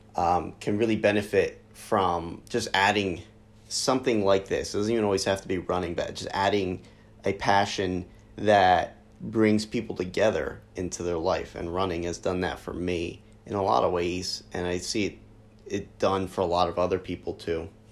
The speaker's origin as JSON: {"language": "English", "region": "New Jersey", "country": "United States", "tie": "born or raised there", "said": "I lead a running community here in my hometown in South Jersey"}